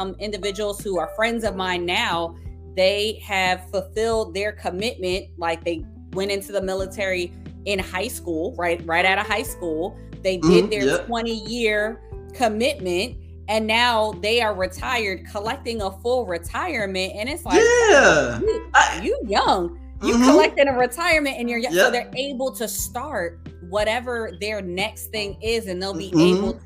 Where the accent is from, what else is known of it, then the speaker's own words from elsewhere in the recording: New Jersey, United States; I grew up in New Jersey.